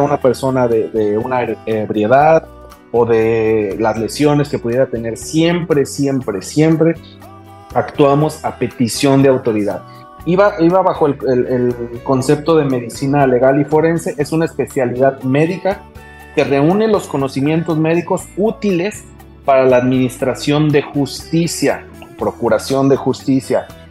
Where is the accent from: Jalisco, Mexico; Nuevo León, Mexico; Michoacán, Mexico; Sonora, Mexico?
Michoacán, Mexico; Morelia; moved away as an adult; now in Baja California, Mexico; Soy originario de Morelia, Michoacán